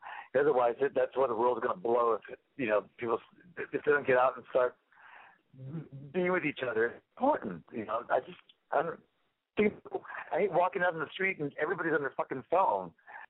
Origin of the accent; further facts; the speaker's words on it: New York, United States; No. I'm from New York. What are you talking about?